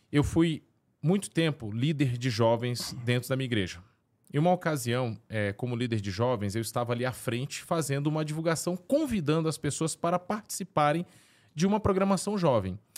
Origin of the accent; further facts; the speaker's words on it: São Luís, Maranhão, Brazil; Eu sou natural, nascido e criado em São Luís do Maranhão.